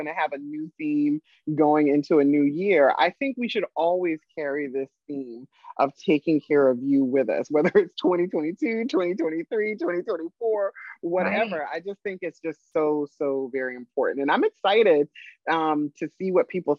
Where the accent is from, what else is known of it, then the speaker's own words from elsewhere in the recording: South Carolina, United States; now in Maryland, United States; I'm from South Carolina